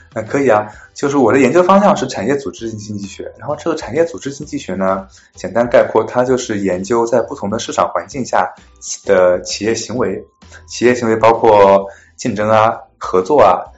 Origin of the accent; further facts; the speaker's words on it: Jiangsu, China; moved away as an adult; now in United States; 我来自江苏，我本科毕业于南京大学的经济学系。嗯，毕业之后我来到美国的，呃，威斯康星大学，呃，麦迪逊分校攻读经济学博士学位。然后在去年毕业了之后，现在在亚马逊，嗯，做经济学家